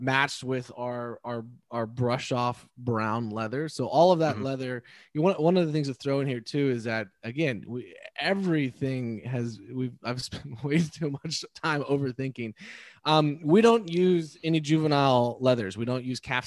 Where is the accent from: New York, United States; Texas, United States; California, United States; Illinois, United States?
Texas, United States; as a Texan, right? I grew up kind of drenched in it